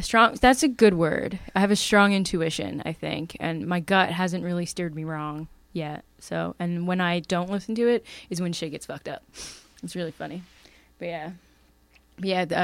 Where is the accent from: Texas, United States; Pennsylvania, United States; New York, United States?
Pennsylvania, United States; Bucks County; where I grew up in Bucks County is pretty pretty spooky